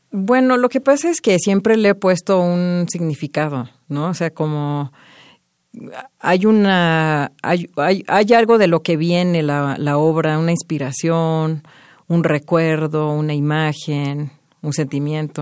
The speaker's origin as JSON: {"language": "Spanish", "country": "Mexico", "also_born_or_lived": "Montreal, Canada", "moved": "as an adult", "said": "Desde mi origen, pues obviamente siempre voy a sentir que soy más mexicana que canadiense porque pues es de aquí"}